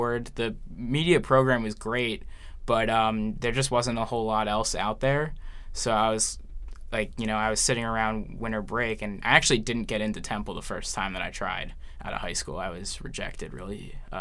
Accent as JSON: {"language": "English", "town": "Horsham", "region": "Pennsylvania", "country": "United States", "said": "I'm from a little town called Horsham"}